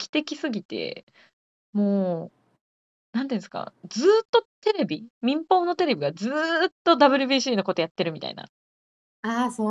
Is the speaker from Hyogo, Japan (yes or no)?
no; rural Gifu Prefecture, Japan; 現在絶賛岐阜県のど田舎にあの在住している私27なんですけれども